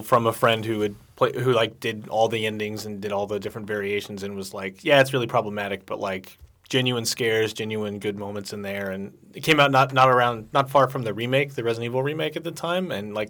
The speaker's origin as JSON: {"language": "English", "region": "Midwest", "country": "United States", "moved": "yes", "said": "I'm from the Midwest."}